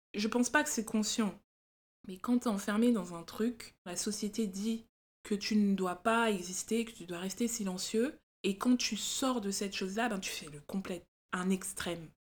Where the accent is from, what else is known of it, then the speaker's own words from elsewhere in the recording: France; on est française